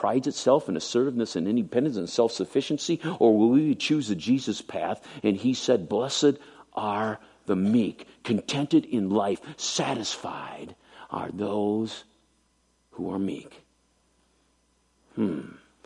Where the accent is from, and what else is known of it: United States